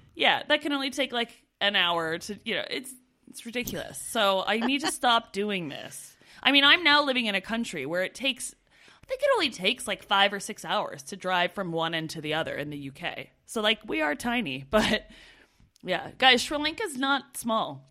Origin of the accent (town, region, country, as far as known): Canada; moved away as an adult